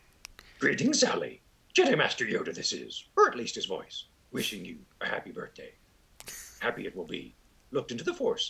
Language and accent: English; Midwest, United States; moved away; also born or lived in Hollywood; I'm a kid from the Midwest, and I was out in Hollywood